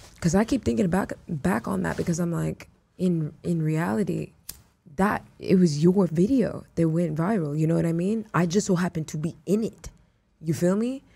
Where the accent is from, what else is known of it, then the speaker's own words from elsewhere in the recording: Houston, Texas, United States; also born or lived in Miami, Florida; I was raised in Houston, you know? like those were my formative years.